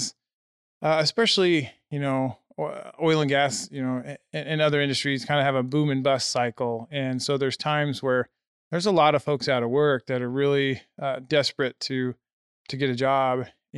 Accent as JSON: {"language": "English", "region": "Nebraska", "country": "United States", "lives_now": "Colorado, United States", "said": "Nope. Corn country boy. So, yeah, I've been in Colorado for a litt"}